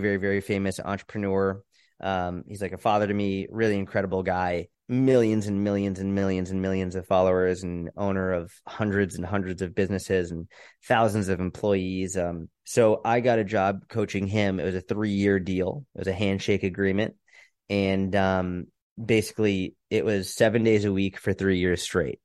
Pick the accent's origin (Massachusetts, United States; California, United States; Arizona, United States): Massachusetts, United States; outside Boston; moved away as an adult; also born or lived in Israel / New York City; I grew up outside Boston, Massachusetts.